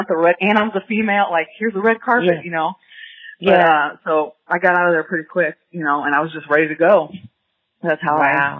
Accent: Ferguson, Missouri, United States; I grew up in Ferguson, Missouri, which is a little bit outside of St. Louis.

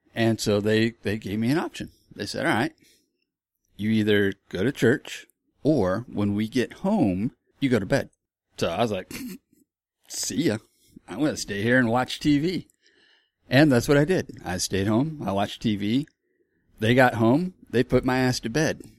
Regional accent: Florida, United States; moved away; also born or lived in Texas; I grew up in Florida

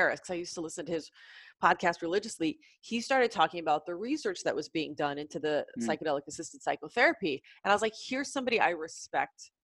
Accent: Southern Illinois, United States; I am from the Midwest, Southern Illinois.

